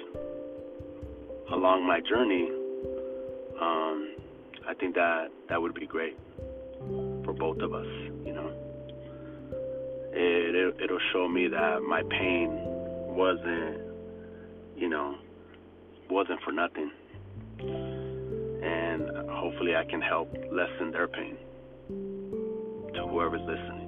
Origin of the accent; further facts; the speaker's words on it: LA area, Orange County area, Southern California, United States; growing up in Southern California, LA area, Orange County area